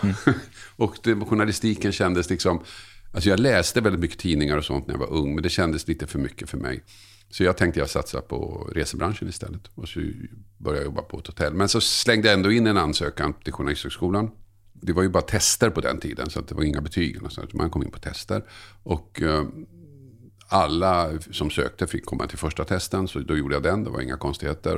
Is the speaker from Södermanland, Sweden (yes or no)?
no; Tumba, Stockholm County, Sweden; also born or lived in Södertälje / Oskarshamn; där jag växte upp i Tumba